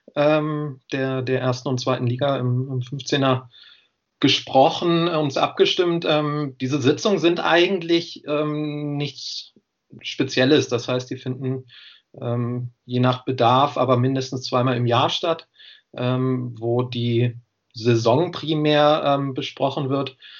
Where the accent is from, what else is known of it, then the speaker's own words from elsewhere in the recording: Göttingen, Lower Saxony, Germany; moved away as an adult; now in Jena, Germany; ich komme ursprünglich aus Göttingen, aber bin dann im, im Rahmen des Studiums nach Jena gekommen